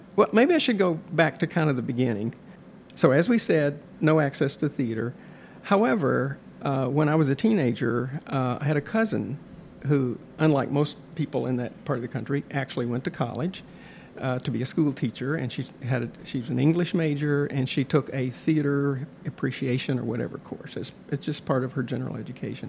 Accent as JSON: {"language": "English", "region": "Western Kentucky", "country": "United States", "tie": "born or raised there", "also_born_or_lived": "Atlanta, Georgia / Tennessee / California", "moved": "as an adult", "lives_now": "Illinois, United States", "said": "moved at age two to Kentucky. So I have no memories of Atlanta and lived in Kentucky age two through college at the University of Kentucky"}